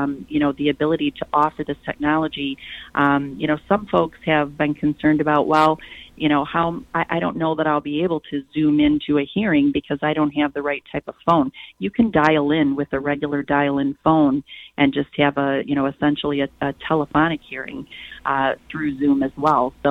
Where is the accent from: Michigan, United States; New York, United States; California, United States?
Michigan, United States; Flint; also born or lived in Detroit, Michigan; I was born and raised in Flint, and attended school and lived in Flint all the way through college.